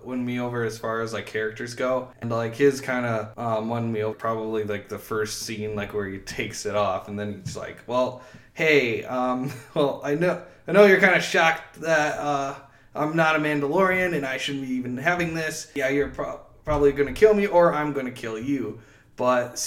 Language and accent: English; Howard City, Michigan, United States; I grew up in Howard City, which is a small town